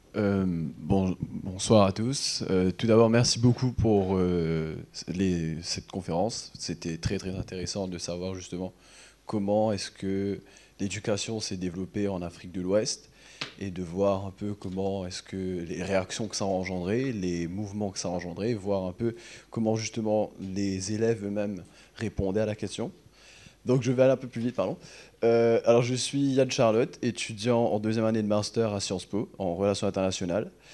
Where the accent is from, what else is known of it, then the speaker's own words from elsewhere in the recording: Mauritius; je suis de Maurice, justement, un pays où on est très métissé.